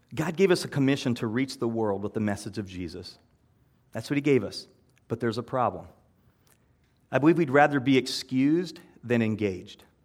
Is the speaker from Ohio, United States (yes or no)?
no; Iowa, United States; I'm from Iowa